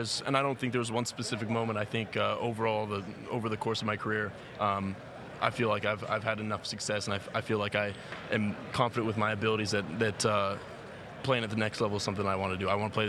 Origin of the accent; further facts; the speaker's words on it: Oregon, United States; Growing up in Oregon